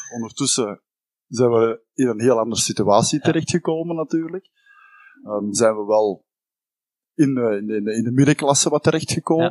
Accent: Campine, Flanders, Belgium; wij komen uit Hertje Kempen

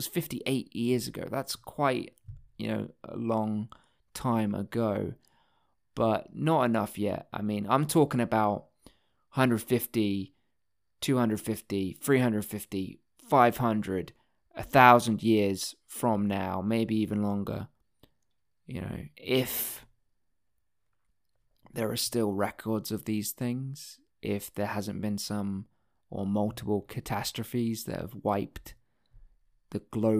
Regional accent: Texas, United States; A trip to fucking Dallas. I'm from Texas. I know it well.

